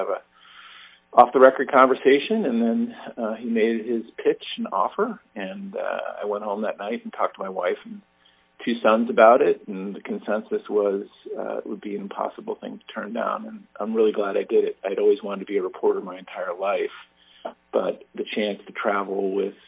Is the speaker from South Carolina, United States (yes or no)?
no; Andover, Massachusetts, United States; also born or lived in Wisconsin; now in North Andover, United States; I grew up in Andover, went off to college in Wisconsin, came back